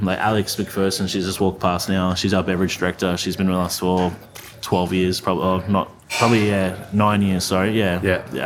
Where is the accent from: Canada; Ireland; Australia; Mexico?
Australia; I'm Australian